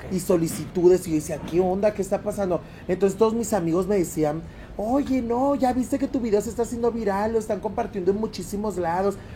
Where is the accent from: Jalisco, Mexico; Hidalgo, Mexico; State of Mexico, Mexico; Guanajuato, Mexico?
Guanajuato, Mexico; León; yo soy 100% panza verde, soy de León, Guanajuato.